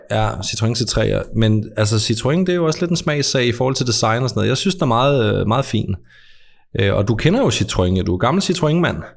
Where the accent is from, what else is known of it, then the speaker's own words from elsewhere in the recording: Als, Southern Denmark, Denmark; jeg er jo ikke jyde. Jeg er alsing